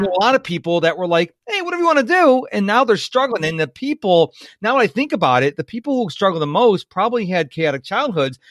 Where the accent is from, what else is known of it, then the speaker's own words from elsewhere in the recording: Rochester, New York, United States; moved away as an adult; now in Houston, United States; I was born and raised in Rochester, New York